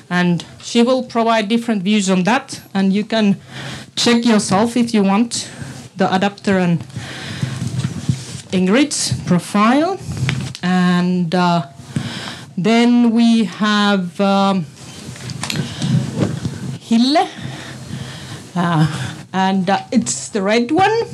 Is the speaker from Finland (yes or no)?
yes; Finland; English is a second language; now in Estonia; I come from Finland, so that's why it's also in English. My Estonian is so bad at the moment, but it will improve.